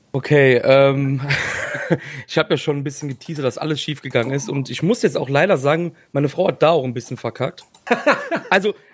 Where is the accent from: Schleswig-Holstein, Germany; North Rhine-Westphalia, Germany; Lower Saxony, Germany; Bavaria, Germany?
North Rhine-Westphalia, Germany; Cologne; Und ich komme aus Köln.